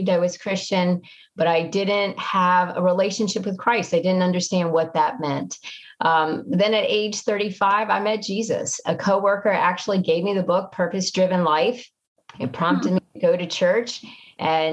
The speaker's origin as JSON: {"language": "English", "town": "Washington", "region": "District of Columbia", "country": "United States", "tie": "born or raised there", "also_born_or_lived": "New York", "moved": "yes", "said": "I grew up in the Washington, D.C. area"}